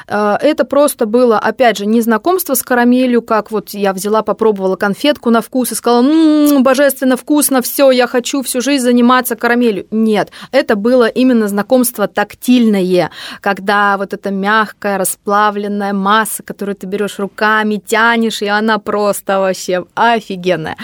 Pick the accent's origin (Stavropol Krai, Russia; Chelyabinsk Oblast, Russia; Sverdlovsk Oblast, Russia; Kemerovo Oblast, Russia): Kemerovo Oblast, Russia; Kemerovo; moved away as an adult; also born or lived in Krasnoyarsk; now in Moscow, Russia; я из Кемерово. Я родилась там, я там прожила, э, закончила школу, и только потом уехала